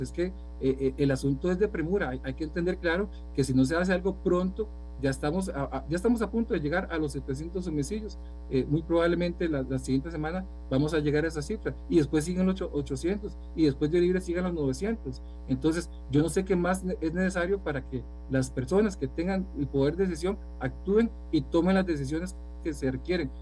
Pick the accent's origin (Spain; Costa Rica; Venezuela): Costa Rica; como costarricenses, como pueblo